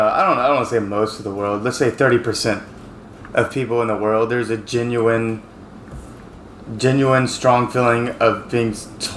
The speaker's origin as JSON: {"language": "English", "country": "United States", "also_born_or_lived": "Seattle", "moved": "as an adult", "lives_now": "Taipei, Taiwan", "said": "I'm too American to drive in this shit because we're very nice in America."}